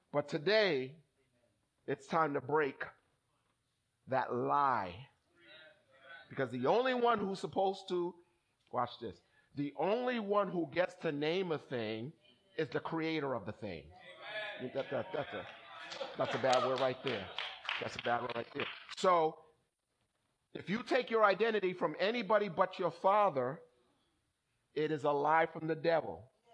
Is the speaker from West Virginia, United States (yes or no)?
no; Somerville, Massachusetts, United States; So when I was growing up on Glendale Ave in Somerville, the guys used to call me …. No? Because my last name was …